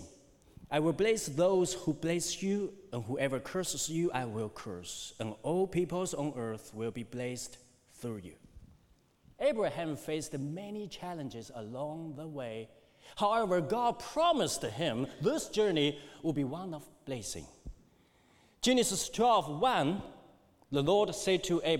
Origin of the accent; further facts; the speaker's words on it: China; moved away; when I was growing during China's economic boom, things were a lot different for me